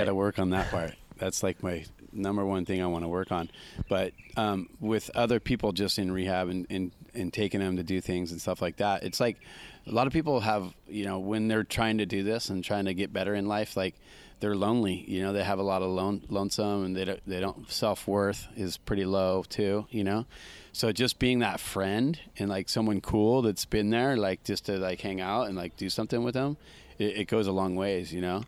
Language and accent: English; Santa Cruz, California, United States; how I was brought up in Santa Cruz with Vince Collier and all those